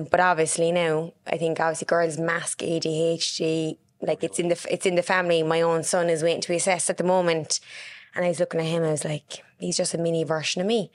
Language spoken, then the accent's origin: English; Cork, Munster, Ireland; also born or lived in Carrignavar; I grew up in Mayfield.